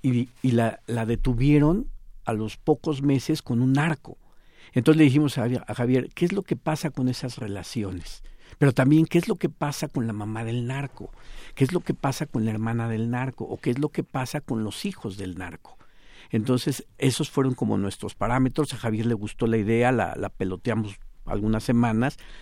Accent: Mexico; nos marcan como ciudadanos y como, mexicanos

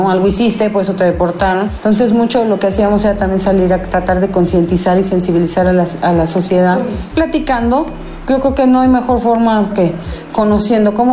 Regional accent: Mexico; al no sentirte aceptado completamente dentro de la sociedad mexicana, a pesar de que somos mexicanos

